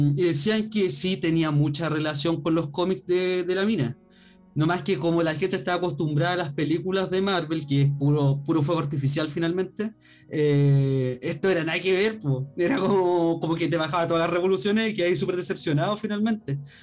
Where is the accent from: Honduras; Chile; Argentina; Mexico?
Chile; somos chilenos